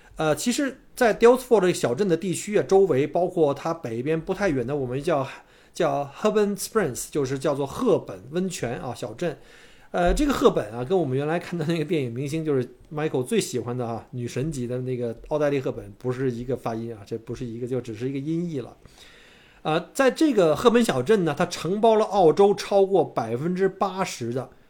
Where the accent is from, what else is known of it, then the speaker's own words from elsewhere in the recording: Beijing, China; now in Melbourne, Australia; 在北京长大